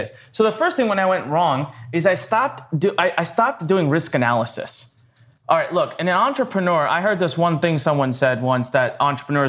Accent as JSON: {"language": "English", "region": "North India", "country": "India", "moved": "yes", "lives_now": "Maryland, United States", "said": "I am originally from India"}